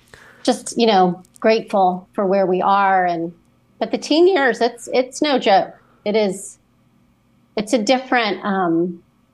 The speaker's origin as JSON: {"language": "English", "town": "Memphis", "region": "Tennessee", "country": "United States", "also_born_or_lived": "West Palm Beach, Florida / Tallahassee, Florida", "moved": "yes", "said": "I'm originally from Memphis. And so when we moved to West Palm, it was a little bit of a culture shock"}